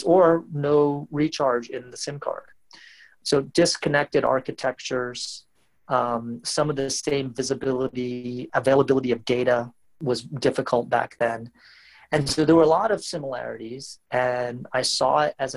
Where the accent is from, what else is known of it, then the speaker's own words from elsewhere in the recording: West Virginia, United States; moved away as an adult; also born or lived in Baltimore, Maryland / Washington, D.C. / California / Midwest; now in Bangalore, India; I grew up in a small college town in West Virginia, where my dad was a professor at the local university